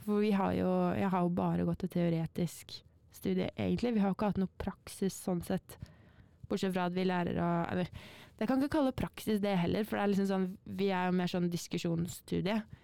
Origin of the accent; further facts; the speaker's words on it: Northern Norway, Norway; moved away; fra Nord-Norge opprinnelig